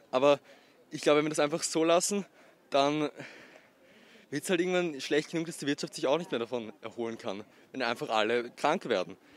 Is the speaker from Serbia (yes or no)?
no; Austria; Bei uns in Österreich